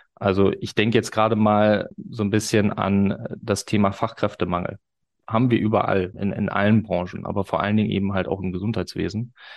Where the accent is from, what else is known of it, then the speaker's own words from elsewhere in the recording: Osnabrück, Lower Saxony, Germany; in Osnabrück, meiner Heimatstadt